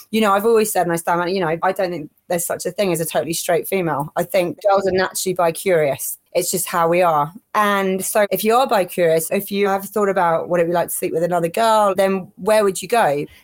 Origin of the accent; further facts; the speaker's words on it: Kuwait; also born or lived in Middle East; but growing up in the Middle East, the parties I'd seen, you know, living in Kuwait where alcohol's illegal and stuff